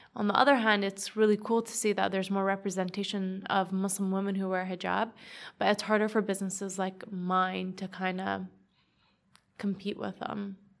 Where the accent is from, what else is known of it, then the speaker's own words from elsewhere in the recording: Edmonton, Alberta, Canada; I'm just from Edmonton, Northside.